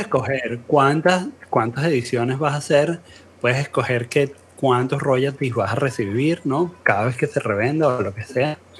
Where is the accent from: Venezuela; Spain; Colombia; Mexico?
Venezuela; todos somos venezolanos aquí